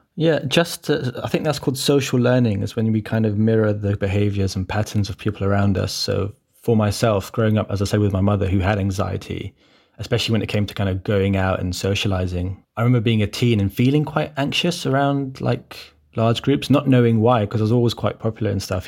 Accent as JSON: {"language": "English", "region": "London", "country": "United Kingdom", "tie": "born or raised there", "said": "growing up in Brent, for example, uh, uh, especially with, like, I, I come from a, a Cypriot background"}